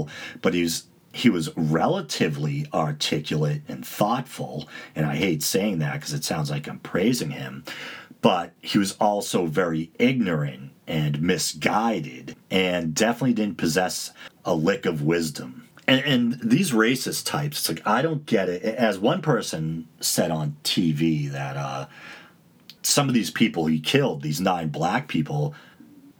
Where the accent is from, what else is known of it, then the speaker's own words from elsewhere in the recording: United States; I largely identify as Italian American and then Irish American